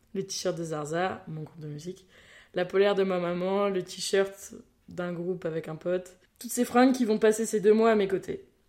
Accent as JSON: {"language": "French", "country": "France", "said": "en tant que petite française"}